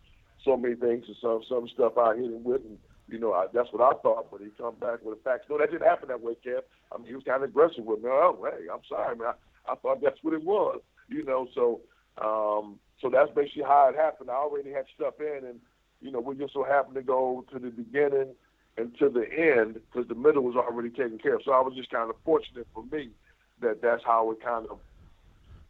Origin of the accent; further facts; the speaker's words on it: Buffalo, New York, United States; moved away; as a child growing up in Buffalo